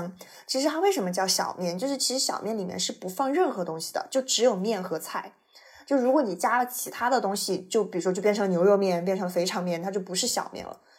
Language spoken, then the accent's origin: Chinese; Chengdu, Sichuan, China; 作为一个成都人，